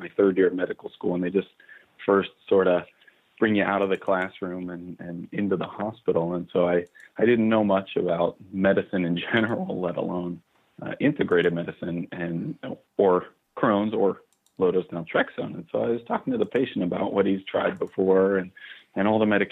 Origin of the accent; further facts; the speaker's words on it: Pittsburgh, Pennsylvania, United States; moved away as an adult; also born or lived in Ohio / Long Island, New York; now in Tucson, United States; I was born in Pittsburgh, Pennsylvania, and I did my undergrad training in Ohio